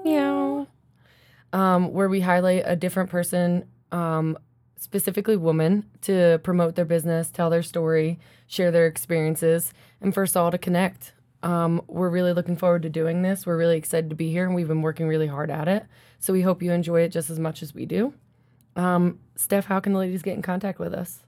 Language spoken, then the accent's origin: English; Philly area, New Jersey, United States; now in Colorado, United States; I grew up in South Jersey, Philly area.